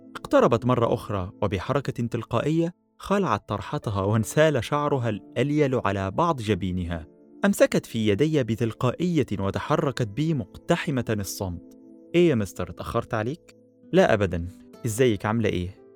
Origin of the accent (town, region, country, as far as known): Egypt